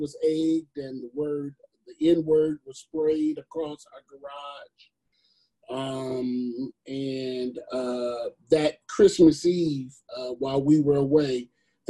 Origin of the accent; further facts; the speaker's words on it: Chicago, Illinois, United States; now in Lexington, United States; I grew up in Chicago, and Chicago is probably one of the most racially segregated cities